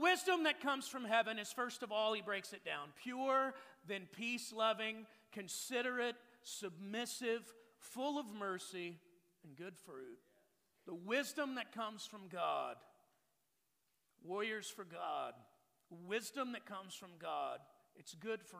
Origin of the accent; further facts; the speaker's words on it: Texas, United States; I'm from Texas. I grew up with open containers and a gun rack